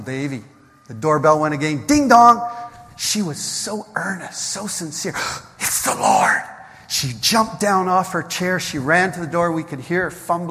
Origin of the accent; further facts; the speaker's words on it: Canada; We're from Canada.